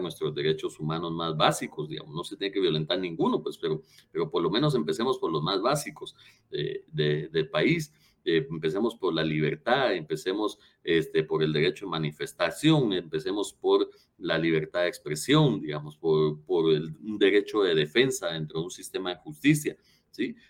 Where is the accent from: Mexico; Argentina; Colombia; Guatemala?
Guatemala; hemos ganado como guatemaltecos